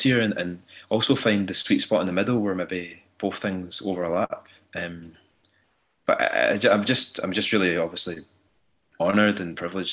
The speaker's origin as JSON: {"language": "English", "area": "Ayrshire", "region": "Scotland", "country": "United Kingdom", "tie": "born or raised there", "said": "I grew up in Ayrshire and it's a very working class area"}